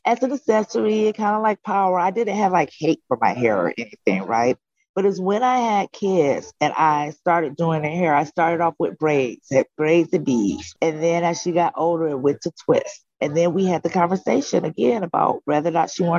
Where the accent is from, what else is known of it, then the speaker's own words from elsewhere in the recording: Detroit, Michigan, United States; growing up in Detroit, where hair was always like a top thing.